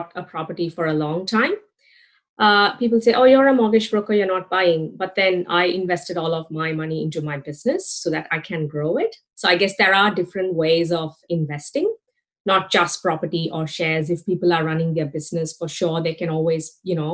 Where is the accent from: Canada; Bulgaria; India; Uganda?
India; now in Australia; I'm from India, for those people who don't know about me. I've been in Australia since 2006.